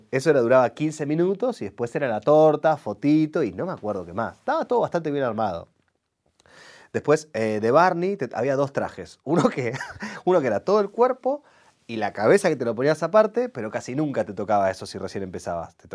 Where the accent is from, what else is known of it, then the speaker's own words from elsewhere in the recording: Rosario, Santa Fe, Argentina; Y yo ahí como, para esto me vine de Rosario.